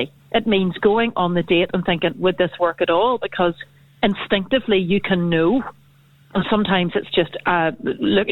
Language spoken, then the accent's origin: English; North Down, Northern Ireland, United Kingdom; I'm from North Down.